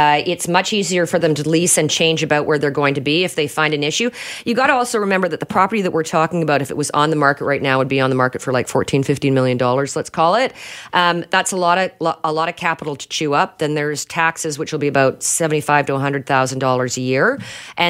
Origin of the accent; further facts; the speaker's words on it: Canada; We're Canadian.